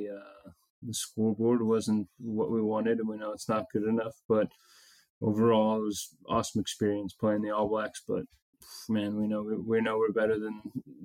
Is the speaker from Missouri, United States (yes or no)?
no; Overland Park, Kansas, United States; back in Overland Park, Kansas, yeah, where my hometown